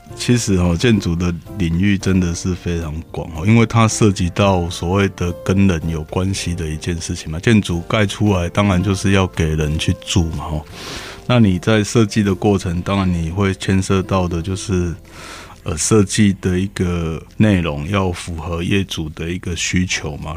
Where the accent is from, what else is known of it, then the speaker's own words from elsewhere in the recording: Pingtung County, Taiwan; 我从小在屏东长大